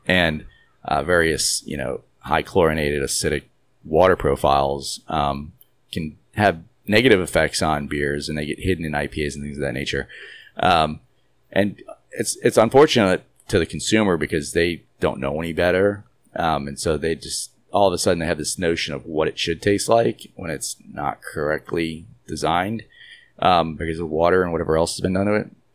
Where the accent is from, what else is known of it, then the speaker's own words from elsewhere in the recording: New York City, New York, United States; now in Houston, United States; I'm from the Northeast, New York City, where when I lived there